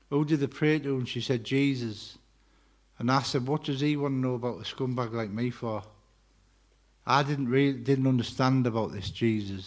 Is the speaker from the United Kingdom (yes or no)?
yes; Middlesbrough, North East England, United Kingdom; also born or lived in Wakefield; now in Dalton, United Kingdom; I am from Middlesbrough. I'm a Borough lad